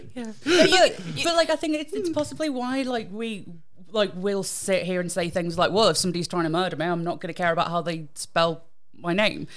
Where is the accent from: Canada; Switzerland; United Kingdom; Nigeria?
United Kingdom; I'm British